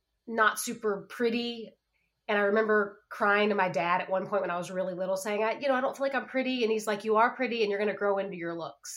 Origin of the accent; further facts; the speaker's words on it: Southern Alabama, United States; I grew up in Southern Alabama